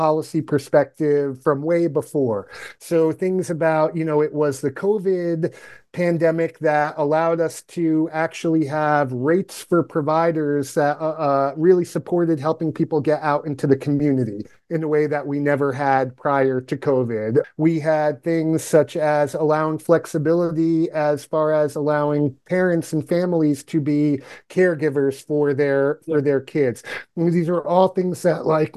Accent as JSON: {"language": "English", "town": "Yonkers", "region": "New York", "country": "United States", "tie": "born or raised there", "moved": "as an adult", "lives_now": "Ohio, United States", "said": "I'm from New York originally. I was born and raised in Yonkers, New York"}